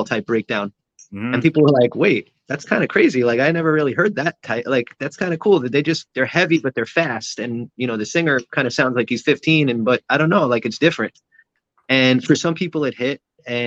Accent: New York City, New York, United States; moved away as an adult; I grew up in Sheepshead Bay

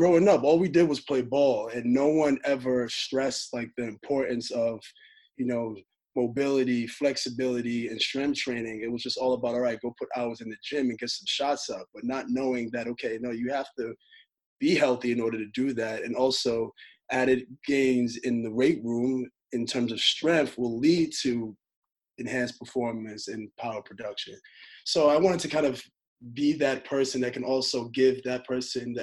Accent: New York, United States; I'm born and raised in New York.

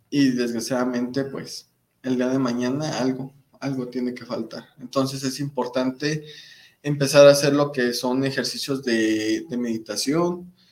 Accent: Monterrey, Nuevo León, Mexico; Porque somos como buenos regios.

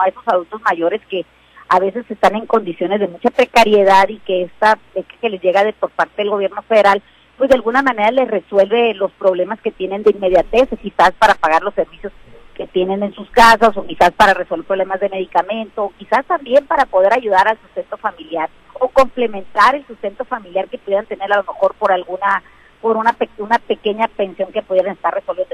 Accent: Mexico; todos somos mexicanos

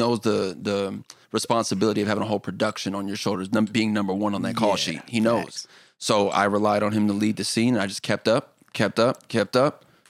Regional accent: Anchorage, Alaska, United States; born there; also born or lived in Germany / Los Angeles; I was born in Alaska, and then we went from Alaska to Germany where Kadeem was born, and then Germany to LA.

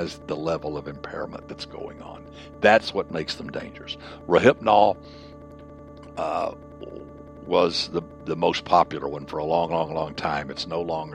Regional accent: the South, United States; growing up in the South

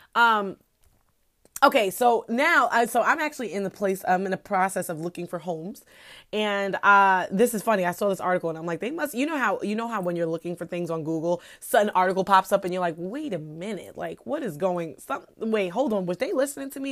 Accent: New York, United States; I'm just a New Yorker, so we're obnoxious

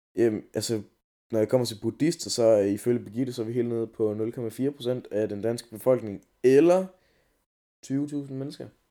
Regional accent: Denmark

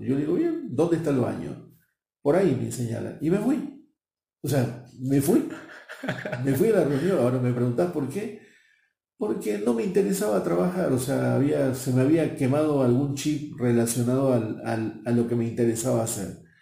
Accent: Buenos Aires, Argentina; moved away as an adult; Nací en Buenos Aires, en Argentina, y a mis 21 años ya me enviaron fuera del país

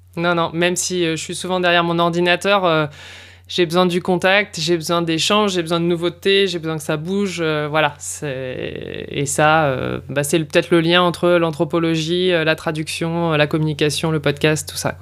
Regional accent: Lille, Hauts-de-France, France; moved away as an adult; also born or lived in Paris; now in Vaucluse, France; je suis effectivement originaire du nord de la France, de l'île dans les Hauts-de-France

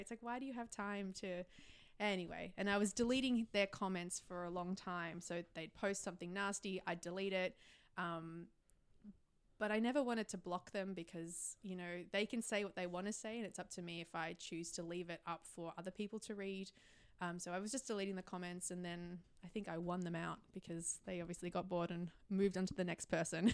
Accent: Melbourne, Victoria, Australia; moved away as an adult; now in Sydney, Australia; my hometown, like my home is Melbourne, where my parents are.

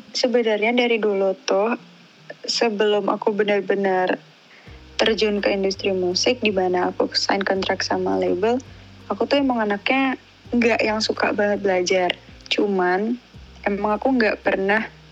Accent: Malang, East Java, Indonesia; accent: medok; aku kan Jawa Timur

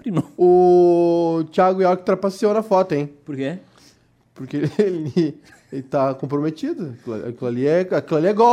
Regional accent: Cachoeirinha, Rio Grande do Sul, Brazil; É porque eu sou de Cachoeirinha, né? Tu sabe que Gravataí e Cachoeirinha é tipo Brasil e Argentina.

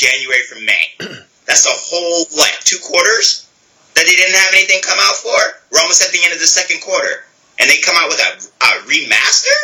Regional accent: United States; as an American

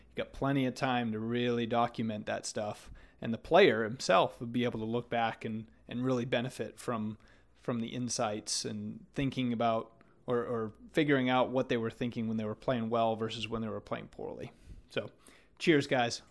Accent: Maine, United States; moved away as an adult; also born or lived in Florida; growing up in Maine

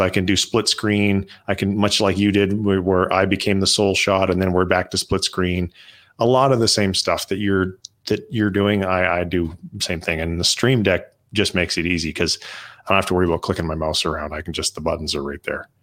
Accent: Canada; now in United States; so I'm Canadian, and I'm, uh, we're going back up to Canada for a month, um, because we're considering moving back.

